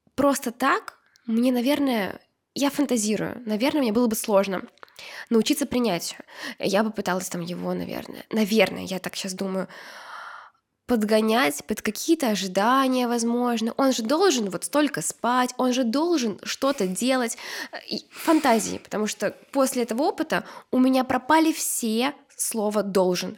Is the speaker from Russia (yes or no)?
no; Uzbekistan; moved away; я же росла в Узбекистане